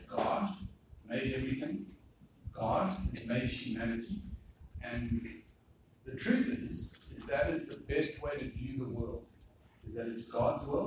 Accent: South Africa; moved away as an adult; also born or lived in Singapore; I am from South Africa

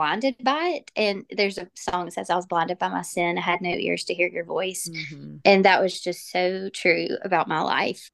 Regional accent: Jackson, Mississippi, United States; I was born and raised in Jackson, Mississippi, or that area

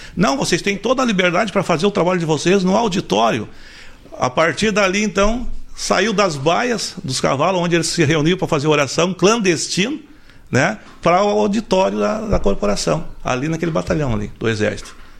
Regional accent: Porto Alegre, Rio Grande do Sul, Brazil; also born or lived in Santo Antônio da Patrulha; Nasci, nascido em Porto Alegre, né? Minha, minha origem de nascimento é Porto Alegre

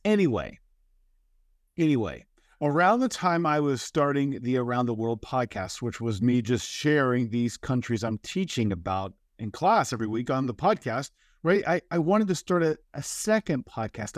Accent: United States; my home country, the United States

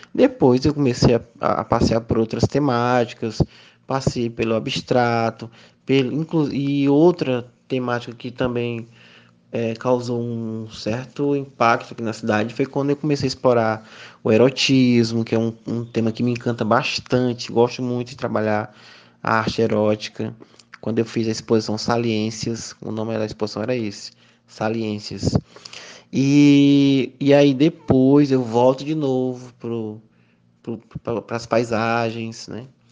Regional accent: Miguel Alves, Piauí, Brazil; also born or lived in Teresina; Sou natural de Miguel Alves, aqui do, do Piauí

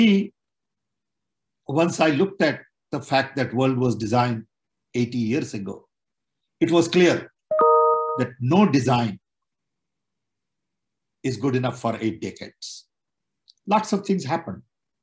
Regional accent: India; now in Chicago, United States; I was born in British Raj.

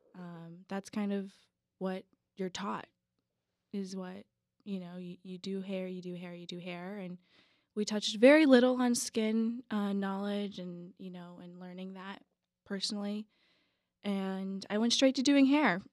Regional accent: Tucson, Arizona, United States; I was born and raised here in Tucson, Arizona

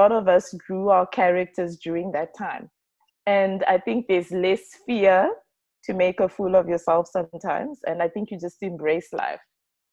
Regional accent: Gweru, Midlands, Zimbabwe; moved away as an adult; now in South Africa; I'm originally from Zimbabwe, and I was born in Zimbabwe. I've lived in Zimbabwe my whole life. I come actually from a very small town called Gweru.

